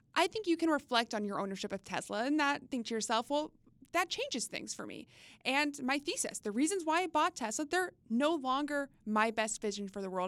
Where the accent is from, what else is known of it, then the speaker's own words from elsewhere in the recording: Texas, United States; now in Washington, D.C. area, United States; quintessential summer growing up in Texas